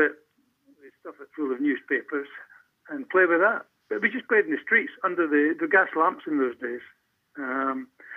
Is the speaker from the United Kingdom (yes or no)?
yes; Sauchie, Scotland, United Kingdom; also born or lived in Glasgow; I was actually born in Glasgow in the hospital, but obviously from Sauchie. They sent my mother through and then back. I was brought up in Sauchie, which is a mining village.